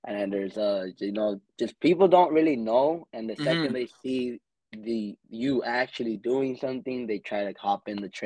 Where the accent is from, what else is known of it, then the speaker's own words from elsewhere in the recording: Lamont, California, United States; also born or lived in Bakersfield, California; I used to live in Lamont, where my little town. I'm still a part of Lamont. So deep down, I'll never like say I'm from Bakersfield, but yeah, I am from Bakersfield, California